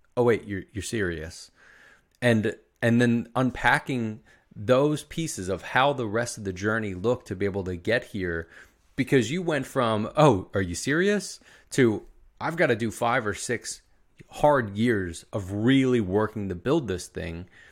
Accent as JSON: {"language": "English", "town": "Philadelphia", "region": "Pennsylvania", "country": "United States", "said": "you're not from Philadelphia like I am."}